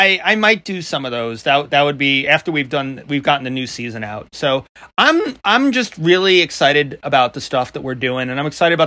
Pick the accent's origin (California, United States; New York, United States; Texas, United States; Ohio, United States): New York, United States; Long Island; accent: New York; Because I grew up, number one, with a dad who spoke in, like, the old school New Yorker way. And then I was raised by my grandmother in Long Island for a bunch of years.